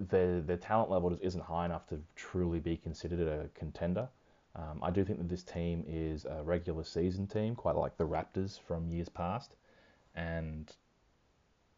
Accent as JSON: {"language": "English", "country": "Australia", "said": "I'm Australian"}